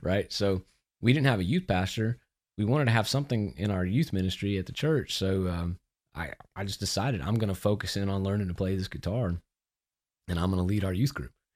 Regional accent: Austin, Texas, United States; moved away; also born or lived in Memphis; I'm from Austin

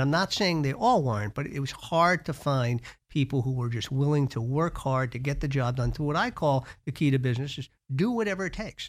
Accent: New York, United States; We were raised in Westchester, but I worked on Madison Avenue for a large ad agency.

